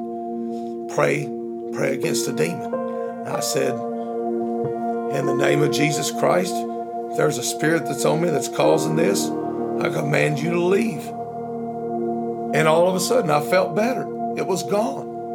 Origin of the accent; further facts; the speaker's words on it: Union City, Tennessee, United States; moved away as an adult; now in Jonesboro, United States; I am originally from Union City, Tennessee, and I moved here to Jonesboro about a year and a half ago